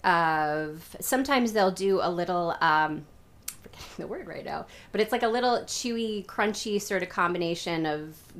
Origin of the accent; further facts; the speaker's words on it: Midwest, United States; accent: Midwestern; my Midwestern accent